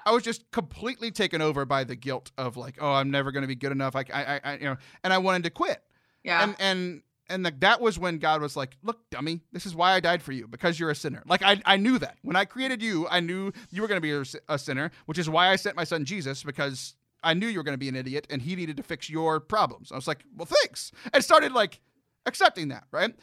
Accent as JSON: {"language": "English", "town": "Houston", "region": "Texas", "country": "United States", "tie": "born or raised there", "also_born_or_lived": "San Antonio", "said": "growing up in the Houston area"}